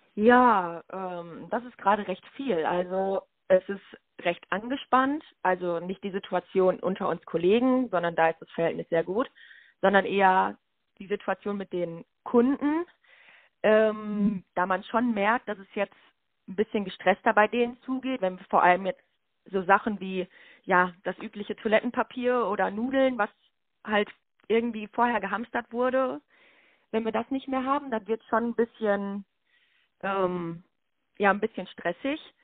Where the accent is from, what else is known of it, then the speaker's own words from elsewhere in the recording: Lüdenscheid, North Rhine-Westphalia, Germany; also born or lived in Schalksmühle / Meinerzhagen; Ich bin 23 Jahre alt, geboren in Lüdenscheid